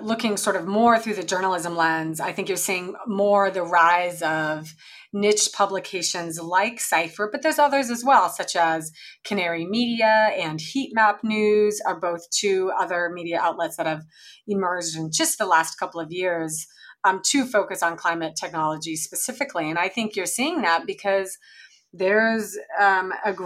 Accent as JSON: {"language": "English", "region": "eastern Washington state", "country": "United States", "tie": "born or raised there", "moved": "as an adult", "said": "I grew up on a cattle ranch, in eastern Washington state"}